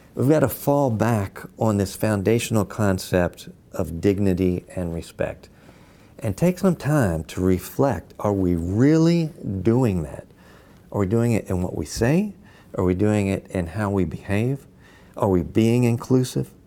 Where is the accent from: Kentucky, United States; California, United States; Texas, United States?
Kentucky, United States; Louisville; I'm from Louisville, Kentucky.